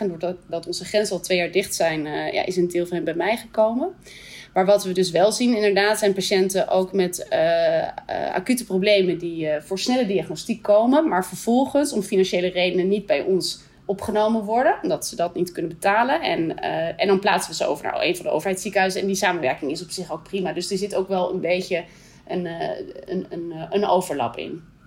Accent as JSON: {"language": "Dutch", "country": "Netherlands", "also_born_or_lived": "Canada / Scotland", "moved": "as an adult", "lives_now": "Brunei", "said": "verhuizen we terug naar Nederland."}